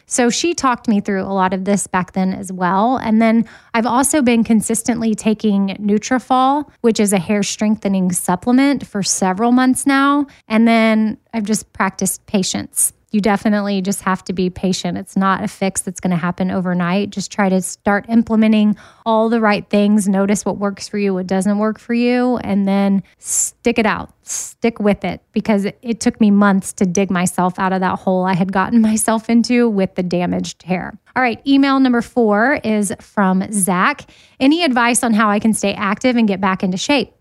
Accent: Austin, Texas, United States; moved away as an adult; now in Nashville, United States; I was born and raised in Austin, Texas, and didn't move to Nashville until two thousand thirteen

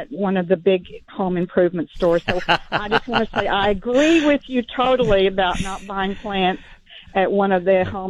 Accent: Northeast, United States; now in Texas, United States; growing up in the Northeast

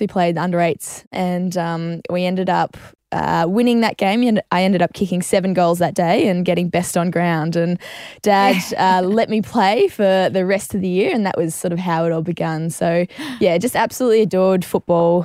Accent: Queensland, Australia; moved away; I was from Queensland originally

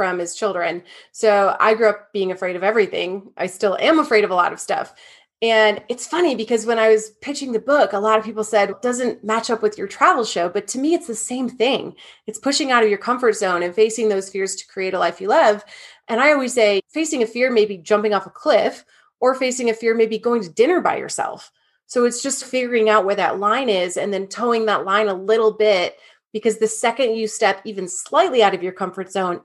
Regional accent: Michigan, United States; I'm from Michigan.

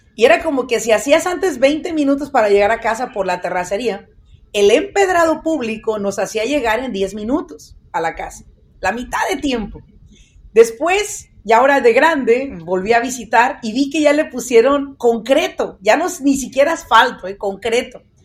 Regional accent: Mexico; moved away as an adult; also born or lived in Michoacán; now in United States; Soy una persona que ha vivido más en este país que en México. Sí, soy mexicana

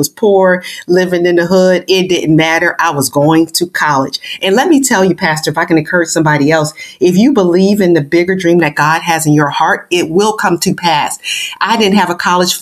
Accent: Buffalo, New York, United States; originally I am from Buffalo, New York, born and raised inner city of Buffalo

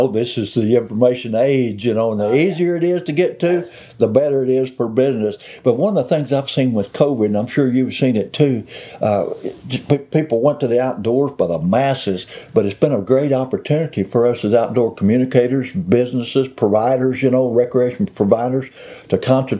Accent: Missouri, United States; I have a heart for the South because I grew up in Mississippi County, Missouri.

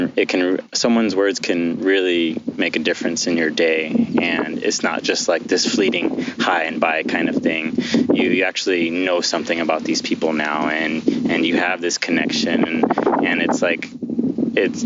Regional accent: Southern California, United States; I'm from Southern California

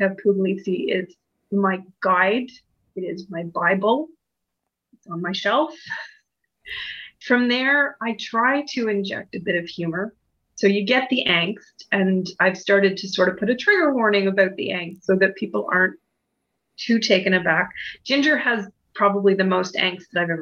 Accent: Canada; I'm Canadian

